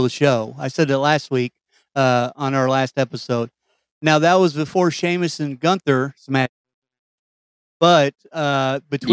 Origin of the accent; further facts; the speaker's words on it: Kentucky, United States; I was the guy from Kentucky